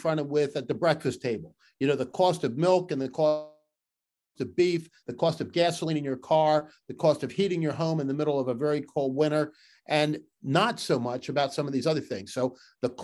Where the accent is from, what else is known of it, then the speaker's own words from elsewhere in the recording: Philadelphia, Pennsylvania, United States; also born or lived in southern Brazil; now in central Pennsylvania, United States; I grew up in Philly in the suburbs